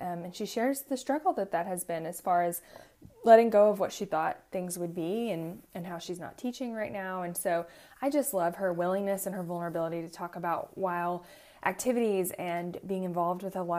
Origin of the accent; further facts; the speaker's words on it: Tennessee, United States; I was born and raised in Tennessee